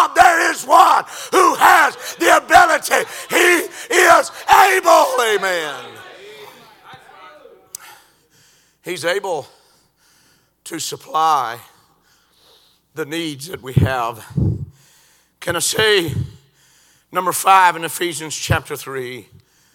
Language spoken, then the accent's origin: English; Georgia, United States; I said, "Georgia."